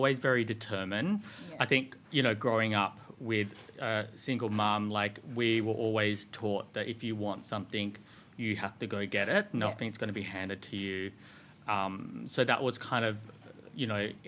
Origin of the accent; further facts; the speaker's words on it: Sydney, New South Wales, Australia; I grew up in Sydney. I grew up in Western suburbs.